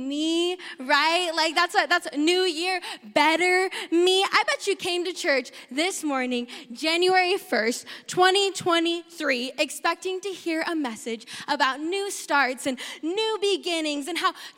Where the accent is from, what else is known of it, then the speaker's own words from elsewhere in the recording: South Dakota, United States; I grew up in South Dakota, the better Dakota